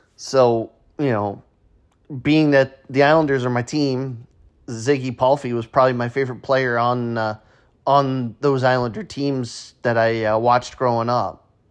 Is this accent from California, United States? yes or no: no; New York, United States; as a kid growing up in New York, watching the Yankees play